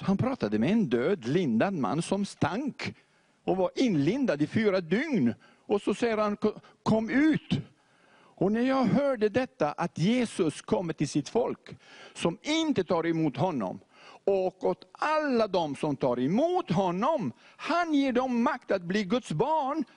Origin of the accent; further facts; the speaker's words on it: Beirut, Beirut Governorate, Lebanon; also born or lived in Montenegro; jag växte upp nu i Beirut med moskén på vänstra sidan